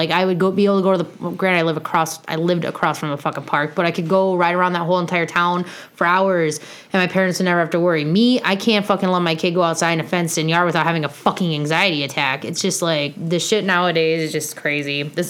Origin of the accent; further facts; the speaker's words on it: Harrisburg, United States; I grew up in Harrisburg, just fucking south of here. And the thing is that back then it was like 2 miles by 2 miles.